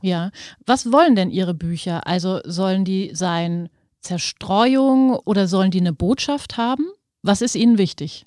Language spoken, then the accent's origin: German; Germany; Also ich komme ja auch aus Deutschland